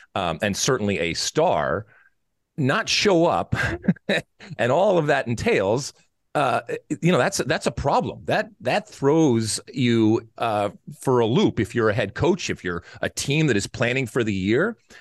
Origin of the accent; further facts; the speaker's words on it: Detroit, Michigan, United States; now in Los Angeles, United States; I grew up in Detroit. Uh, I grew up, uh, in the suburbs of Detroit